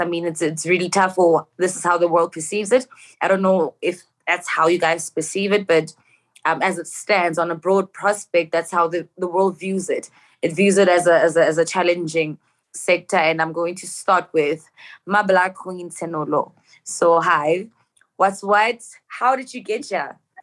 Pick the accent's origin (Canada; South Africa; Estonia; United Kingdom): South Africa; Johannesburg, Gauteng; I'm from Joburg